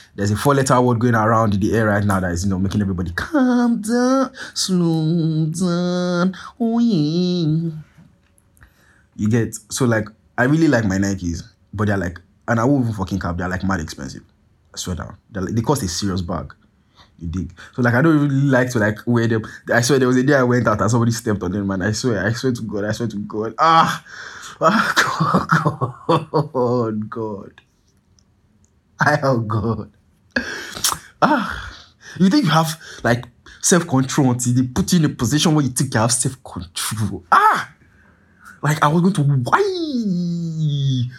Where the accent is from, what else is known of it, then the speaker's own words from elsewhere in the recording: Nigeria; I'm Nigerian